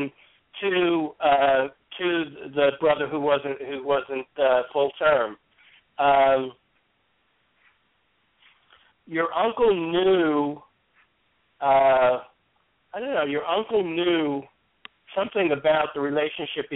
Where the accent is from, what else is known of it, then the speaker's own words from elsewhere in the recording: New York, United States; also born or lived in St. Petersburg, Florida / Hollywood, Florida / New Jersey; now in Arkansas, United States; I'm from New York originally